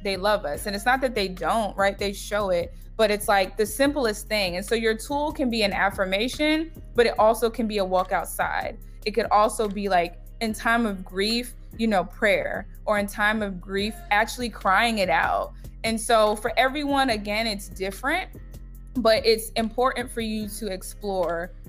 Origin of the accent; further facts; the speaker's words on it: New York, United States; I'm from New York